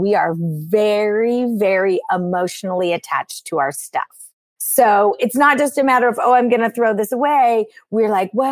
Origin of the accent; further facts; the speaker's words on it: California, United States; I'm born and raised in California in the United States